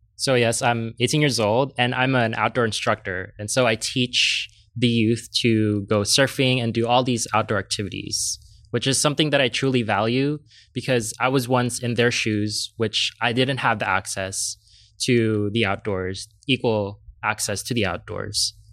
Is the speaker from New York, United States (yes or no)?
no; San Diego, California, United States; I am from Southeast San